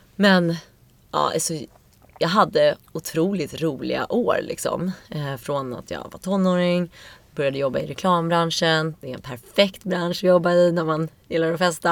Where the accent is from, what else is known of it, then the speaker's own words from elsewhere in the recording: Stockholm, Stockholm County, Sweden; also born or lived in New York; Jag är uppvuxen i Vasastan